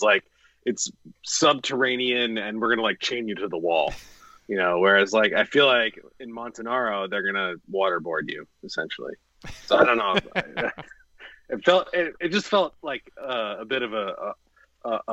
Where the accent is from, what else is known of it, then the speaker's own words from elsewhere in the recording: United States; me being an American